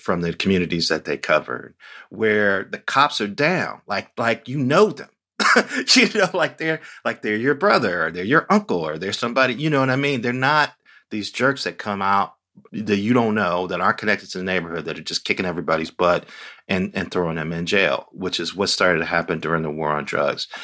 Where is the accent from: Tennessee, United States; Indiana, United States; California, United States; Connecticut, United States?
Indiana, United States; Gary; I grew up in Gary, Indiana, which is just forty miles east of Chicago